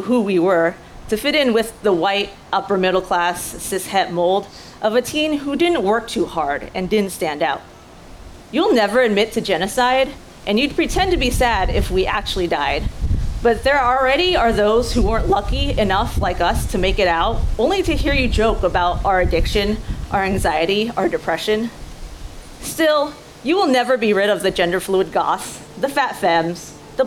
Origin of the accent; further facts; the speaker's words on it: Grapevine, Texas, United States; English is a second language; now in Dallas, United States; my hometown school district is Grapevine Colleyville ISD